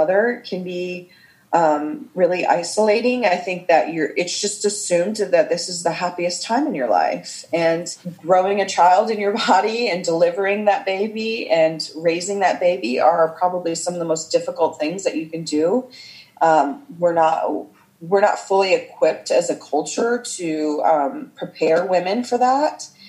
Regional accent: Midwest, United States; my parents are immigrants from Iran, and I grew up in the Midwest in a nice, peaceful suburb

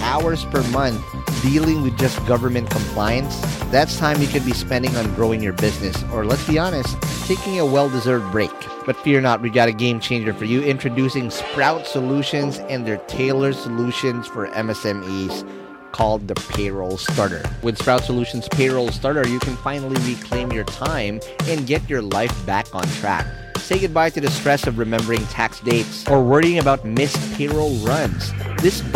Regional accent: Quezon City, Metro Manila, Philippines; I grew up in the Kamuning Scout area. That's where I was born and raised.

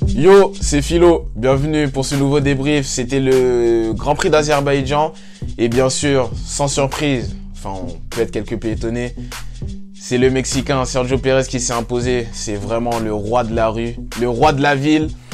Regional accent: France; en tant que Français

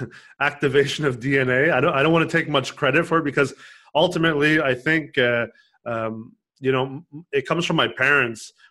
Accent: Los Angeles, California, United States; moved away; also born or lived in Quebec, Canada / Montreal, Canada; I grew up in Los Angeles. I was born in Canada, in Quebec, in the French

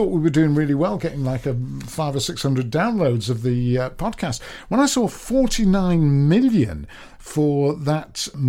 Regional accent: Manchester, North West England, United Kingdom; Yeah, it's because I'm from Manchester.

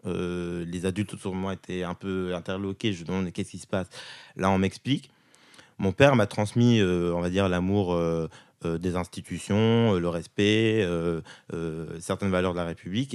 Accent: Val-de-Marne, Île-de-France, France; j'ai toujours vécu avec mes parents depuis ma naissance en 93 jusqu'à mes 7 ans. Euh, dans le Val-de-Marne

